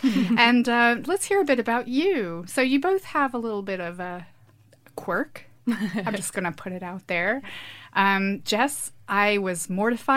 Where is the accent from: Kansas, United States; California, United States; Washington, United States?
Kansas, United States; now in United Kingdom; I'm from Kansas